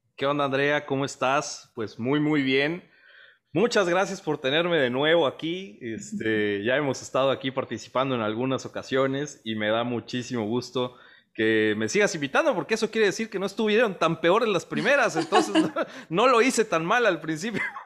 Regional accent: Veracruz, Mexico; moved away as an adult; now in Monterrey, Mexico; soy veracruzano orgulloso, radico en Monterrey desde hace como 10 años más o menos

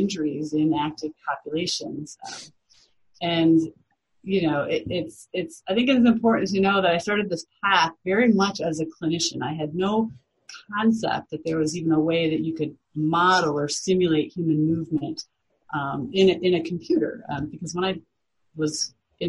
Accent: Iowa, United States; moved away; I am from Iowa, the Midwestern part of the United States originally

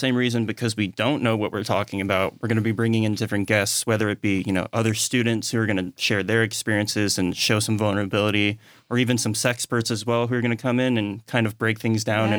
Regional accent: Honolulu, Hawaii, United States; moved away as an adult; now in Oregon, United States; I'm originally from Honolulu, Hawaii.

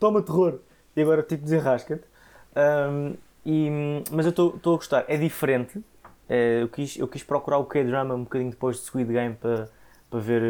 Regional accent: Portugal; como Tugas

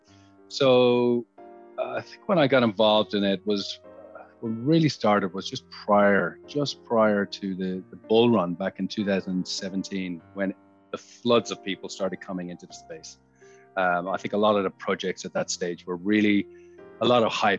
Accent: Ireland; moved away as an adult; now in Sydney, Australia; I'm Irish. I moved to Sydney 17 years ago in 2004

